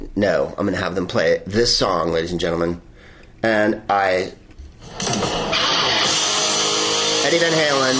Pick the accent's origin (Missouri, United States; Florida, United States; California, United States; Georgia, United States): California, United States; Bay Area; I'm from the Bay Area